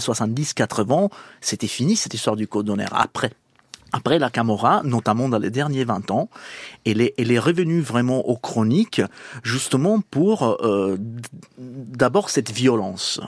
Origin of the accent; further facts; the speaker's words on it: Palermo, Sicily, Italy; French is a second language; moved away; also born or lived in Lyon; je suis des Palermes